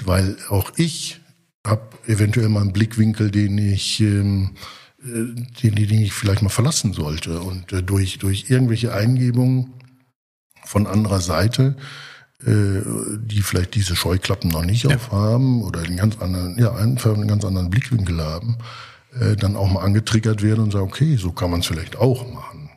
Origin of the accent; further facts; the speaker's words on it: Germany; als Deutscher